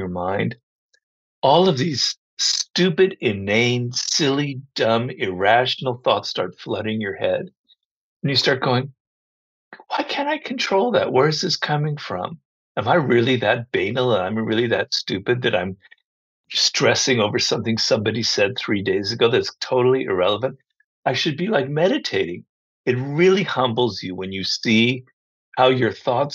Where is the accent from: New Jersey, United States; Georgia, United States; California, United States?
California, United States; Los Angeles; also born or lived in Berkeley, California / Madison, Wisconsin; I'm a California boy. I was born and raised in Los Angeles